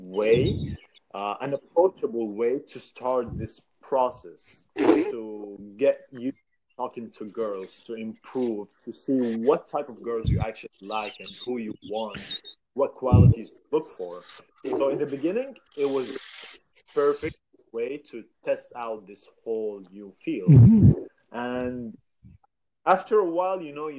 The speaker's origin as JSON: {"language": "English", "country": "Saudi Arabia", "said": "I'm from Saudi"}